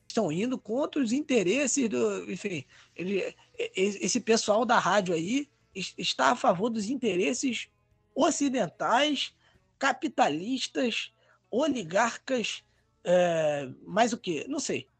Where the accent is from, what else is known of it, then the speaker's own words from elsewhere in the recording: Rio de Janeiro, Brazil; accent: carioca; a minha carioquice